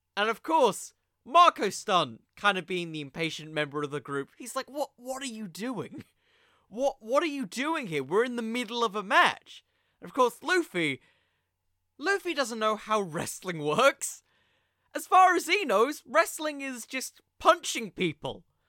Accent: United Kingdom; I'm British

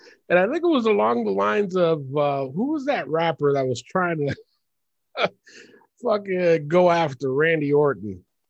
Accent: New York City, New York, United States; I'm from the Bronx.

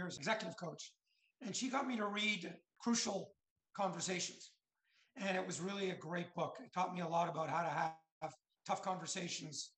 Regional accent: Canada; moved away as an adult; also born or lived in Washington, District of Columbia, United States; now in Florida, United States; Growing up in Canada

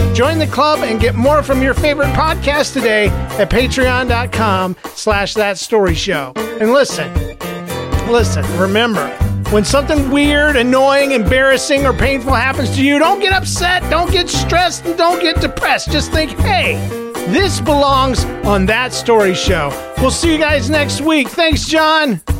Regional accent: Florida, United States; I'm from Florida.

